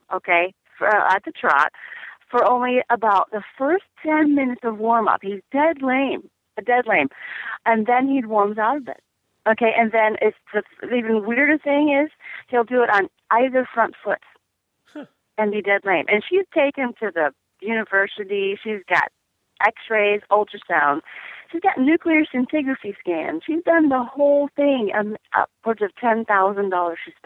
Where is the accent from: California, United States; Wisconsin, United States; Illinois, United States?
Illinois, United States; Chicago; I grew up in Chicago, and I have a lot of relatives.